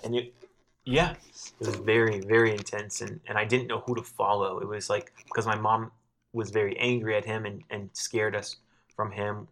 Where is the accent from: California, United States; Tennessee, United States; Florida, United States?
Florida, United States; South; moved away as an adult; also born or lived in Los Angeles; I was living in L A and I'm, I'm from South Florida